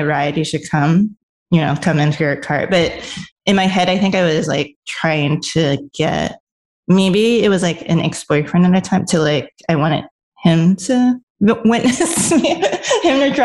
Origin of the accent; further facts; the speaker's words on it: New York, United States; also born or lived in Los Angeles; I'm a New Yorker